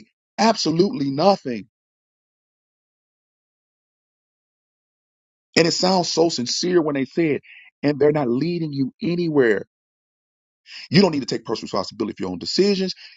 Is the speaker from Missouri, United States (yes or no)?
yes; St. Louis, Missouri, United States; I'm from St. Louis